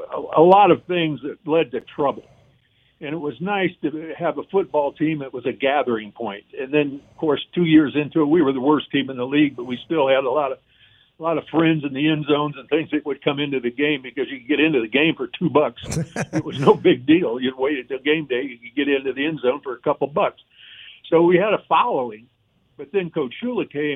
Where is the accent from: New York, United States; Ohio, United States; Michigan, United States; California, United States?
Ohio, United States; Cleveland; moved away; I grew up in the Cleveland area